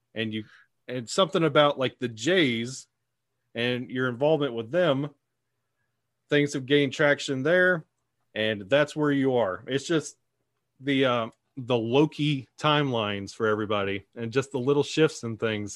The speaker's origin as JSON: {"language": "English", "region": "Alabama", "country": "United States", "tie": "born or raised there", "said": "I am born and raised in Alabama"}